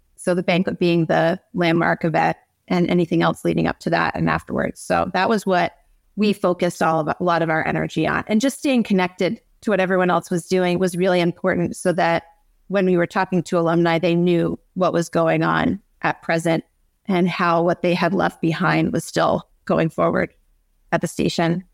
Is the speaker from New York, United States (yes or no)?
yes; North Country, upstate New York, United States; we're both from the North Country, the real upstate, excuse me, Lisa, um, the real upstate, the North Country